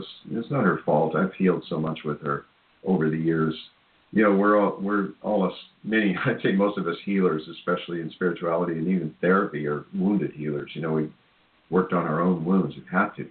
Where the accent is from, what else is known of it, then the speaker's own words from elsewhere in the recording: Cedar Rapids, Iowa, United States; moved away; I'm from Cedar Rapids, Iowa